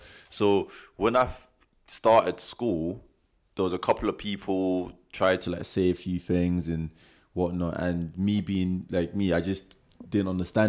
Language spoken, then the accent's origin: English; Hackney, London, United Kingdom; now in Scotland; But then I think what happened was I came from London. Uh-huh. And London, East London, Hackney.